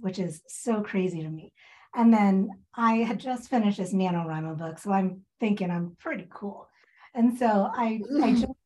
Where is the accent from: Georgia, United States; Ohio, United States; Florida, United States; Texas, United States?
Georgia, United States; Augusta; also born or lived in Seattle, Washington; now in Spokane, United States; I grew up in Augusta